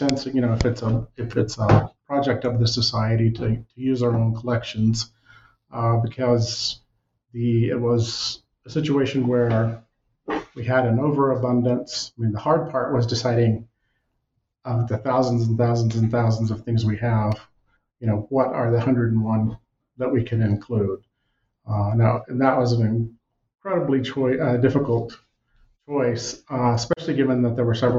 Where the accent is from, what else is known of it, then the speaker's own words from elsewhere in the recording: Texas, United States; moved away as an adult; now in Montana, United States; I'm from Texas originally